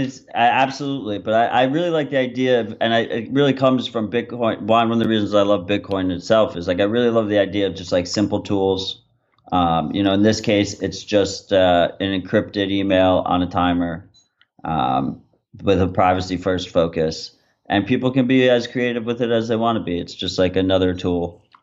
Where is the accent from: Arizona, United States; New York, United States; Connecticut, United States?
New York, United States; I'm from New York